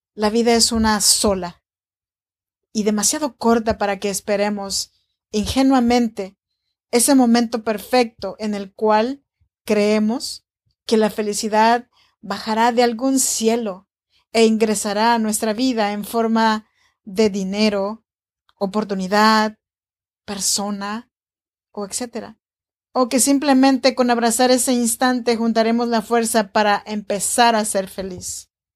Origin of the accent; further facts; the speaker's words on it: Oaxaca, Mexico; now in Sacramento, United States; Soy nacida en Oaxaca, México, en la región chinanteca. Y te saludo cordialmente desde Sacramento, California